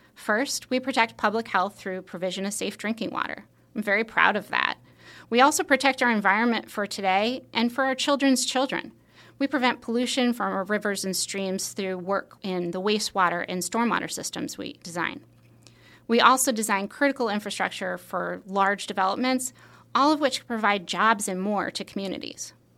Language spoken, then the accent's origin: English; Long Island, New York, United States; I grew up on Long Island in New York